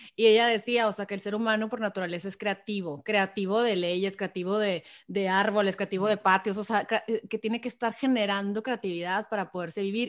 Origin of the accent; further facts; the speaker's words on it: Hermosillo, Sonora, Mexico; now in San Diego, United States; soy de Hermosillo Sonora